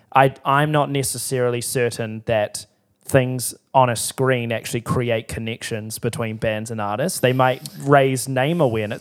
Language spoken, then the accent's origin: English; Timaru, Canterbury, New Zealand; I grew up in Timaru.